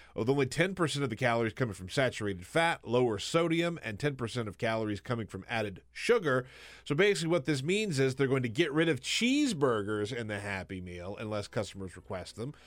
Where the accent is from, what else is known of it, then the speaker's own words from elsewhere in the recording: the South, United States; moved away; also born or lived in Alabama / South Carolina; I grew up in the South, Alabama and South Carolina